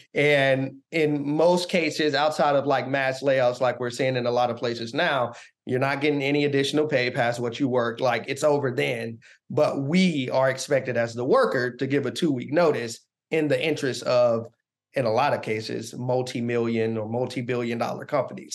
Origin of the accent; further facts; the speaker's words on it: Augusta, Georgia, United States; now in Washington, D.C., United States; I live in Washington, D C. I'm originally from Augusta, Georgia